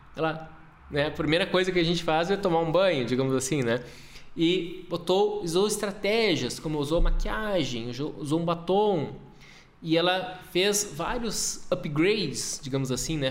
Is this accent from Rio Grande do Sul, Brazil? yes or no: yes; Porto Alegre, Rio Grande do Sul, Brazil; moved away as an adult; also born or lived in Passo Fundo, Brazil / Europe; now in Gramado, Brazil; Eu sou de Porto Alegre. Minha vida inteira, uma boa parte, a maior parte da minha vida eu morei lá.